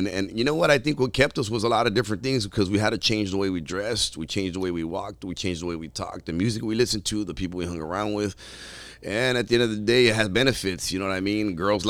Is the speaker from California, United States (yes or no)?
yes; Pico Rivera, California, United States; And unfortunately, where I grew up at was real poor. You know, I grew up in Pico Rivera, and the apartments that were like kind of, I moved around a lot, but that's kind of where I settled in for a little bit.